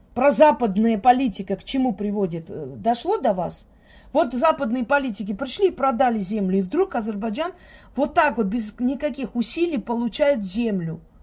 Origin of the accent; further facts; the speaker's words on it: Georgia; я росла среди них, я выросла в Грузии